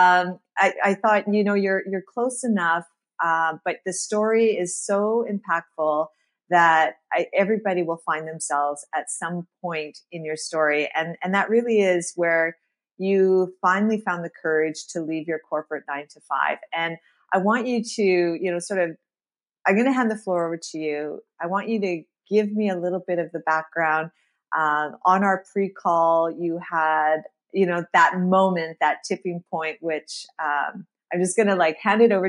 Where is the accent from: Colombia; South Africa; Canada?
Canada; Regina, Saskatchewan; We're both from Regina, Saskatchewan